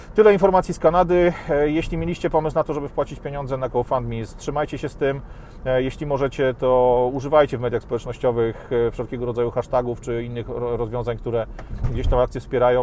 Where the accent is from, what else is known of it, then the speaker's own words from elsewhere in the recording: Poland; also born or lived in Warsaw; takich ludzi jak my z Polski